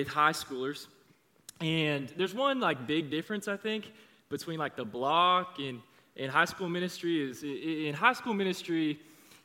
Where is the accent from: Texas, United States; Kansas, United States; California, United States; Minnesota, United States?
Kansas, United States; Overland Park; I grew up around here. I'm from Overland Park. I went to Olathe East High School